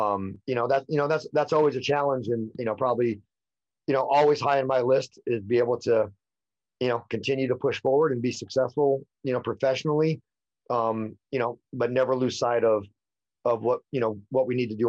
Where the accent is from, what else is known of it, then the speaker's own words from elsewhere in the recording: California, United States; a little bit of me growing up in the High Sierra, you know, and in the mountains and a little bit out in the country.